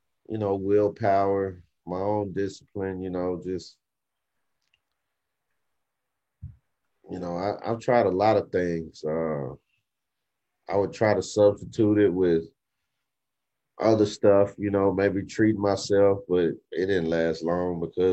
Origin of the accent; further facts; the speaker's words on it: Arkansas, United States; moved away as an adult; now in Texas, United States; I'm from Arkansas, but I moved here to Texas. Like when I was back home in Arkansas